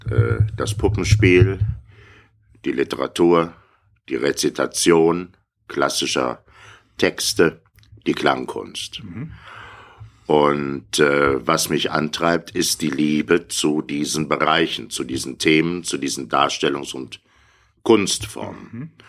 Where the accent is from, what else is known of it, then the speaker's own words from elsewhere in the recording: Bonn, North Rhine-Westphalia, Germany; Ich saß äh, auf einer Wiese in dem Kindergarten in Bonn, wo ich groß geworden bin.